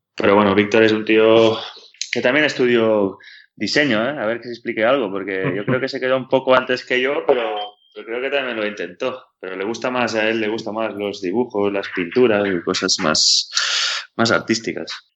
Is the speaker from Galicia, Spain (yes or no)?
no; Badalona, Catalonia, Spain; tengo dos amigos de, toda la vida que juegan conmigo a baloncesto cuando, cuando éramos pequeños en Badalona